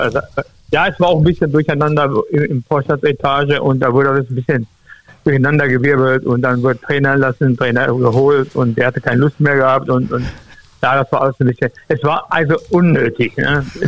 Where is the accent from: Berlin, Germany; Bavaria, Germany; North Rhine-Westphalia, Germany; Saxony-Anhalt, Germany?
North Rhine-Westphalia, Germany; moved away as an adult; also born or lived in Duisburg; Ich komme mal hier aus dem Westfälischen.